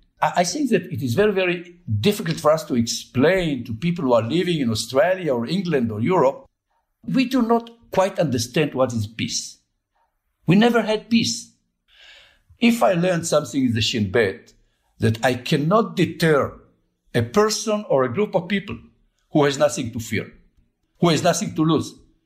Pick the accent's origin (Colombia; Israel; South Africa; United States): Israel